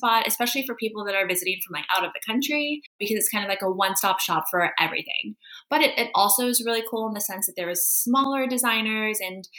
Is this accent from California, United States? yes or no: yes; California, United States; moved away as an adult; now in Prague, Czech Republic; So I came here to Prague from California about 6 years ago.